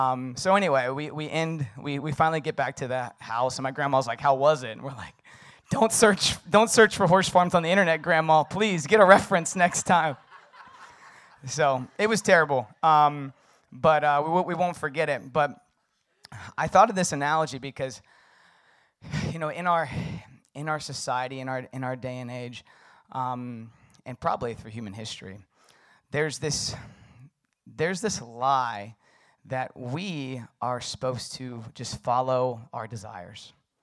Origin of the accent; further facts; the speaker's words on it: Virginia, United States; So I grew up in the Shenandoah Valley, beautiful mountains. And there's lots of horses, horseback riding.